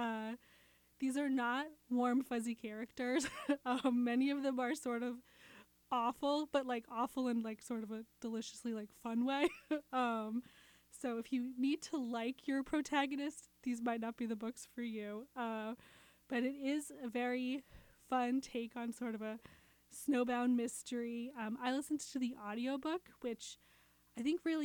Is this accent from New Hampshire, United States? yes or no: yes; New Hampshire, United States; I grew up in New Hampshire